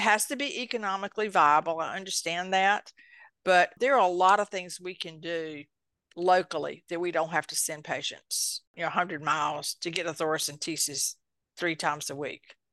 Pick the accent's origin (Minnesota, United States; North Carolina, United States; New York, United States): North Carolina, United States; eastern; accent: country; I actually grew up on a tobacco farm in eastern North Carolina